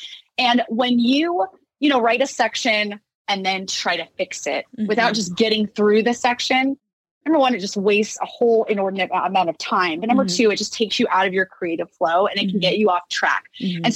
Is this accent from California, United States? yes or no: yes; Orange, California, United States; my hometown, Orange, California